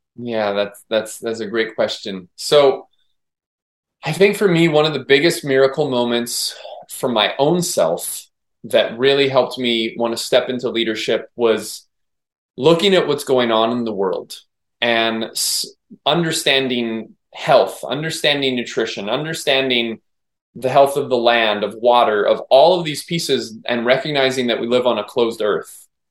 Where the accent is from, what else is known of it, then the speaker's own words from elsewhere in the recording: Maui, Hawaii, United States; I'm born and raised on Maui, so I've grown up with nature